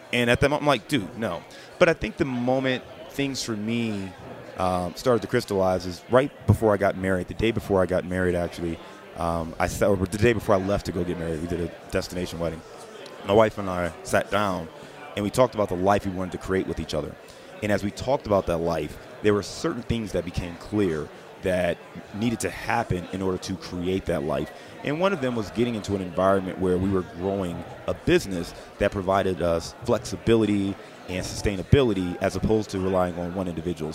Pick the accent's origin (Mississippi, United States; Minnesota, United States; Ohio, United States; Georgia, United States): Ohio, United States; Cleveland; also born or lived in Dayton / Detroit / Chicago; now in Cincinnati, United States; born and raised in Cleveland, Ohio.